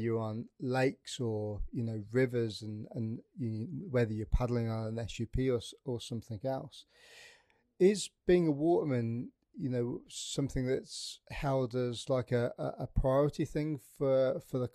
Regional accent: the Midlands, England, United Kingdom; moved away; I'm from the Midlands in the UK

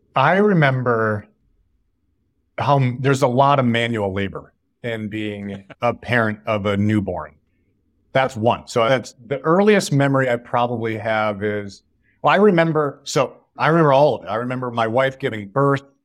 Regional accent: Northville, Michigan, United States; moved away as an adult; also born or lived in Chicago; now in Bay Area, United States; I grew up in a town outside of Detroit called Northville

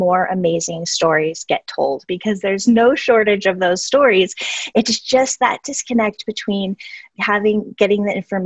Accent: Albuquerque, New Mexico, United States; my hometown of Albuquerque, New Mexico

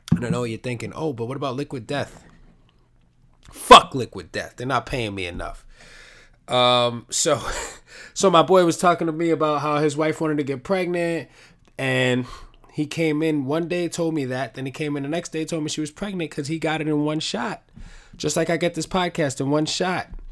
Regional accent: New York City, New York, United States; we're both from the Bronx.

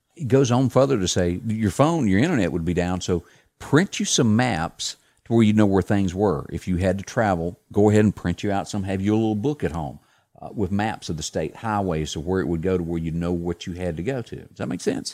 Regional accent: the South, United States; I was a kid and I grew up in the South deer hunting

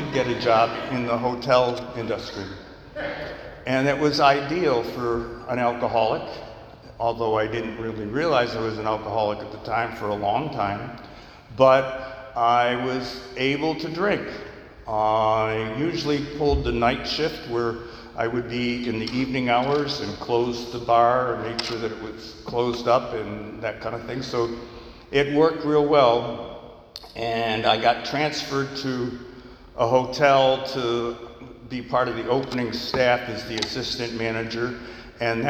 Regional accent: New York, United States; I grew up in New York State where the drinking age at that time was 18

